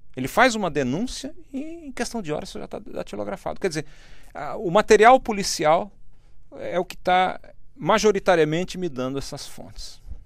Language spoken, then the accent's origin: Portuguese; Brazil; eu sou brasileiro